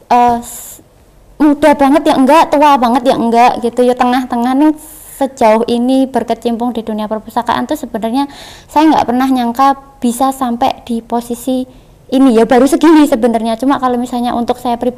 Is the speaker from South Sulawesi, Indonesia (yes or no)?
no; East Java, Indonesia; accent: East Javanese; logatku Jawa Timur keluar Jawa Timur ya